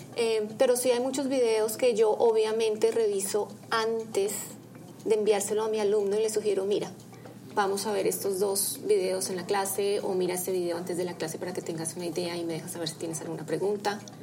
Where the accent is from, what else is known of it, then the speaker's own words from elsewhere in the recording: Bogotá, Colombia; yo soy colombiana eh, de la ciudad de Bogotá